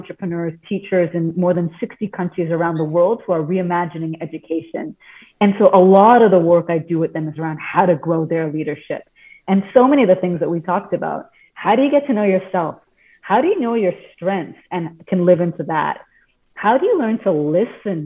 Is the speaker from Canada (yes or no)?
yes; Canada; I grew up in Canada with Indian origins and parents who grew up in Africa